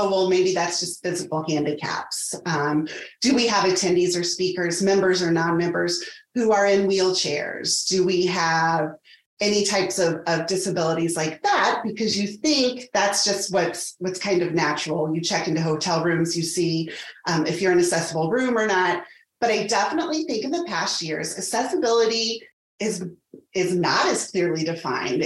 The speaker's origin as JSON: {"language": "English", "town": "Indianapolis", "region": "Indiana", "country": "United States", "also_born_or_lived": "Evansville, Indiana", "lives_now": "Carmel, United States", "said": "I am originally from Indianapolis, moved back there after school. So currently I'm located in Carmel"}